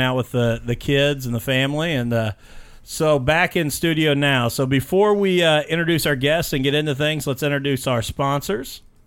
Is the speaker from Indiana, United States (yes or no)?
yes; Mitchell, Indiana, United States; also born or lived in Vernon, Indiana; I grew up in Mitchell, Indiana, another small town